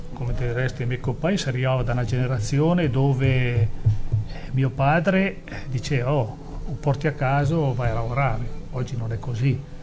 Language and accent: Italian; Erba, Lombardy, Italy; del mio paese di Erba